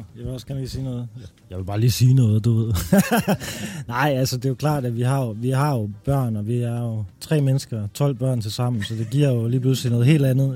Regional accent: Denmark; also born or lived in Amager, Denmark / Randers, Denmark; jeg er jo faktisk fra Amager og fra Randers

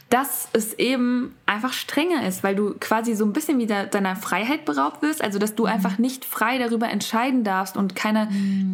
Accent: Germany; von mir als Deutsche

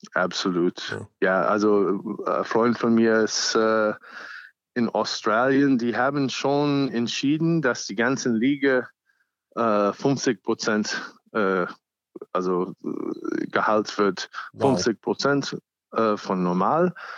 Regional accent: United States; German is a second language; now in Germany; ich bin auch ursprünglich Amerikaner

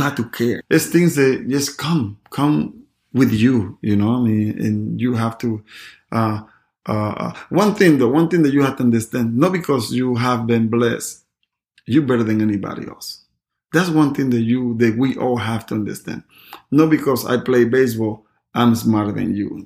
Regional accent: Panama; moved away; I never forget my town, my hometown, Panama.

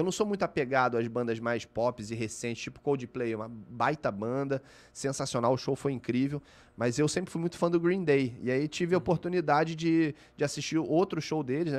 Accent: Rio de Janeiro, Brazil; eu sou da Barra da Tijuca, uhum. eu nasci na Barra

